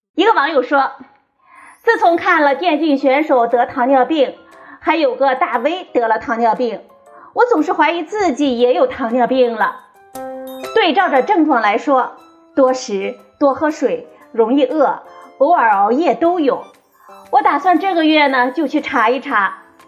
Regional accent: China; 我们中国人

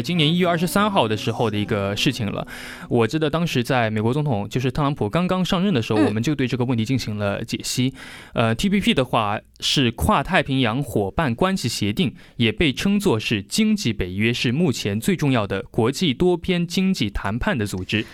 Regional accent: China; 我们中国人一定会买的

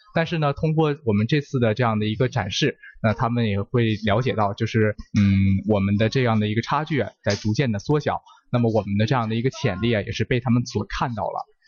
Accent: China; 我们中国人成功完成了这个太空任务

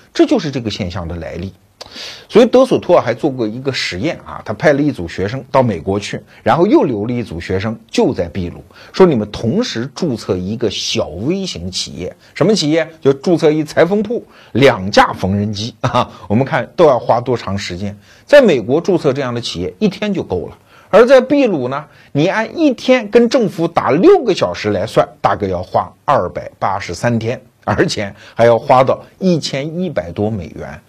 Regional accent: China; 我们中国人

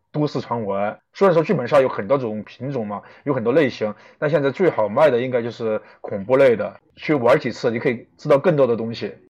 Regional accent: Chongqing, China; moved away as an adult; now in Beijing, China; 我是一个重庆人，虽然已经在北京打拼了十年了，但是我的口音还是改不了

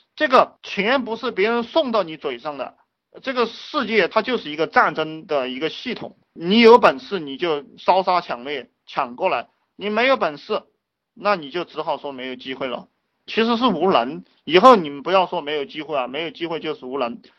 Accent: China

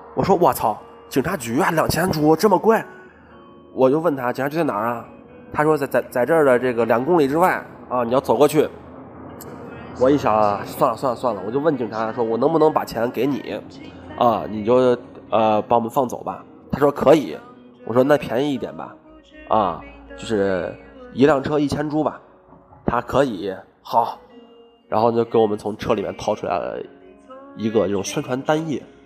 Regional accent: China; 我们俩这个来自中国的这种腼腆小兄弟啊

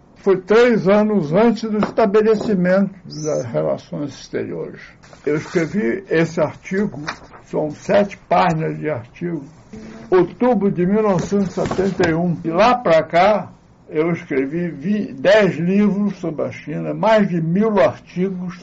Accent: Brazil; eu sou brasileiro que fala assim chinês

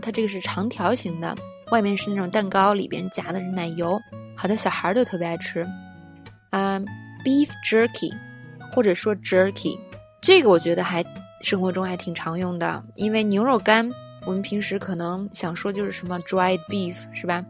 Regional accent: China; 作为中国人

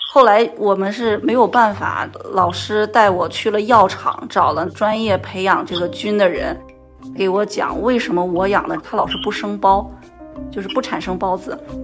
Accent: Northeast China, China; moved away as an adult; now in Qingdao, China; 我的家乡是在东北

